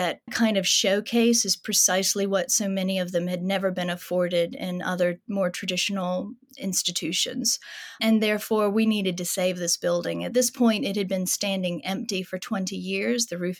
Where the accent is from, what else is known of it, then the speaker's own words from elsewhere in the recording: United States; As an American art historian, of course, I had heard of the Peel family